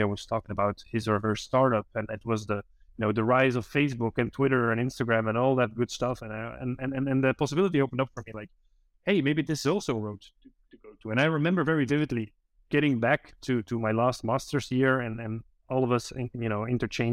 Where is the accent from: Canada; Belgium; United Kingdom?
Belgium; I'm from Belgium